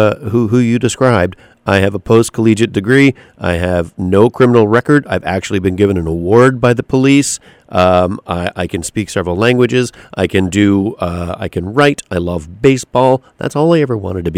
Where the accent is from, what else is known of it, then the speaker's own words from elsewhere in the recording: Canada; moved away as an adult; now in United States; I'm from Canada.